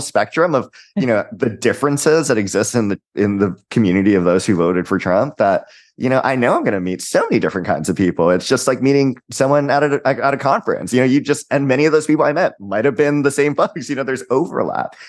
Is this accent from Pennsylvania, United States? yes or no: no; Hawaii, United States; I'm also from Hawaii